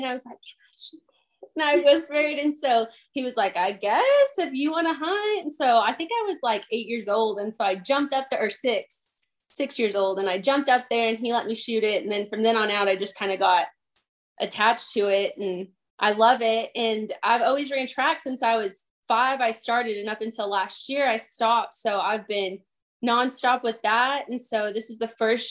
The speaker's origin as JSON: {"language": "English", "town": "San Angelo", "region": "Texas", "country": "United States", "said": "I'm from San Angelo, Texas."}